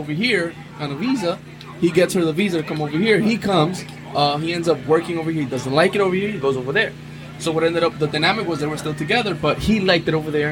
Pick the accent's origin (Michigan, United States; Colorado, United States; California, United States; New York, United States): New York, United States; New York City; I was born and raised in Brooklyn in the late 80s, early 90s